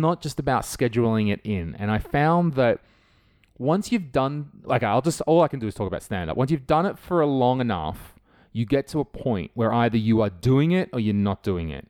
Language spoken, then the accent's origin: English; Australia; moved away as an adult; now in Estonia; I'm from Australia